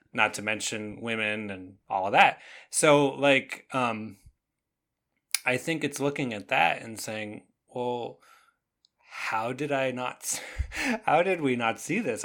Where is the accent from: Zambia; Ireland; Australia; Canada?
Canada; now in United States; I grew up in Canada